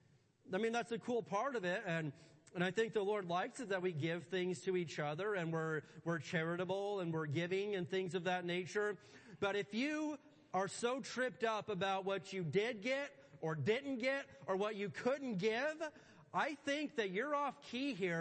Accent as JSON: {"language": "English", "region": "Indiana", "country": "United States", "tie": "born or raised there", "said": "I grew up in Indiana"}